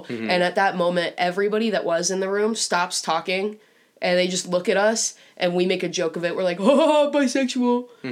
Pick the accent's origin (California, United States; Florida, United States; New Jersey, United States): Florida, United States; Tampa; moved away; Tampa. And I'm like, no way, me too.